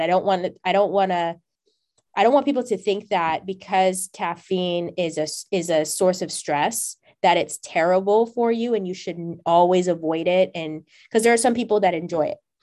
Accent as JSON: {"language": "English", "region": "California", "country": "United States", "also_born_or_lived": "Ohio", "moved": "yes", "said": "I'm from Cali, my idea of what a mixed population looks like is different because of how diverse it is here"}